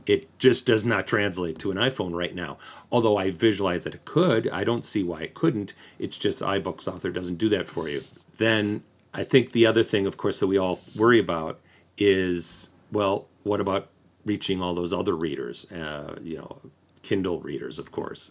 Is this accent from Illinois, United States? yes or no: no; Detroit, Michigan, United States; moved away as an adult; also born or lived in Los Angeles; I'm from the Detroit area